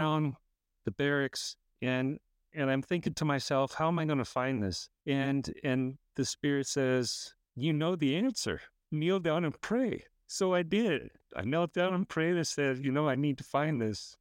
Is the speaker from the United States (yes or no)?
yes; California, United States; I grew up in California